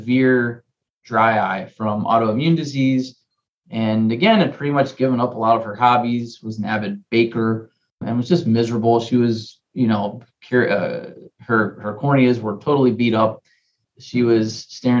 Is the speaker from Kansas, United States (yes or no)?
no; Cincinnati, Ohio, United States; also born or lived in Pennsylvania / Philadelphia; I grew up in Cincinnati